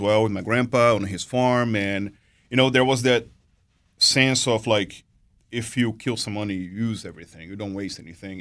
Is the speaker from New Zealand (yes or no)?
no; Brazil; moved away as an adult; now in United States; I'm born and raised in Brazil. Um, been here to, in the U S since two thousand and seven.